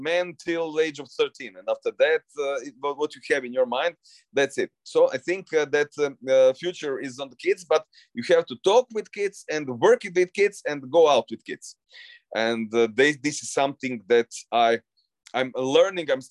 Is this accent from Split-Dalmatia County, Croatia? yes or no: no; Zagreb, City of Zagreb, Croatia; my hometown Zagreb